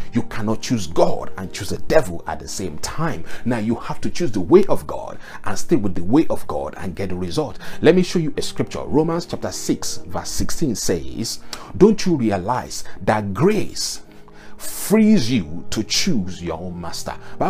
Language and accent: English; Nigeria; I am a Yoruba man and I came from the Yoruba culture.